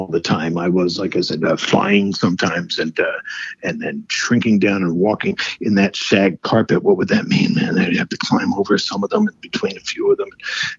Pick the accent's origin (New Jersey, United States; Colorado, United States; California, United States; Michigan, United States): New Jersey, United States; Paterson; Originally in New Jersey, Paterson, New Jersey